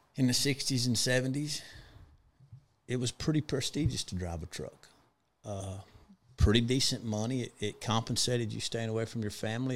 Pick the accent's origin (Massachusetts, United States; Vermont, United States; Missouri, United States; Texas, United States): Texas, United States; Big Spring; also born or lived in El Paso, Texas; I was born in El Paso and grew up in Big Spring, Texas